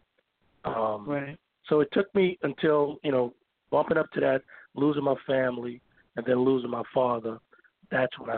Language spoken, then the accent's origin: English; New Orleans, Louisiana, United States; moved away; also born or lived in Michigan / Houston; I'm from New Orleans. I didn't have any family there.